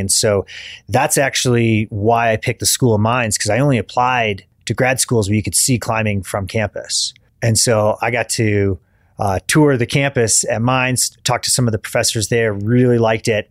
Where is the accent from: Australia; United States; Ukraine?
United States; Kalamazoo, Michigan; moved away as an adult; also born or lived in Dayton, Ohio; I grew up in Michigan, uh, kind of a rural part of Michigan outside of Kalamazoo